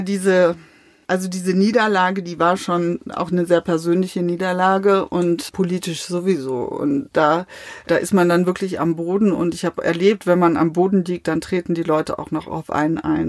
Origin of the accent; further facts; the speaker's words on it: Mainz, Rhineland-Palatinate, Germany; also born or lived in Sassenberg, North Rhine-Westphalia; das meine Heimatstadt ist